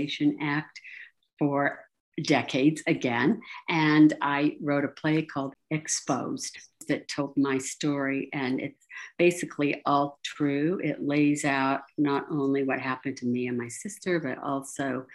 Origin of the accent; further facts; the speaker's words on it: Salt Lake City, Utah, United States; I grew up in Salt Lake City, which is northern Utah.